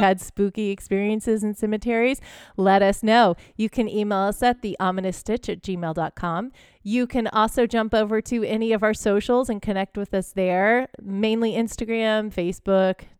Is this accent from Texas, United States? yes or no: yes; Texas, United States; I grew up in Texas